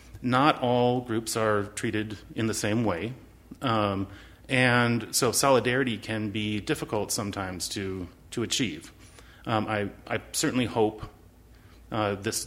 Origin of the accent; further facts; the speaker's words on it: La Crosse, Wisconsin, United States; moved away as an adult; also born or lived in Decorah, Iowa / Twin Cities, Minnesota; I was born in La Crosse, Wisconsin. I'm a child of the public school system of La Crosse, Wisconsin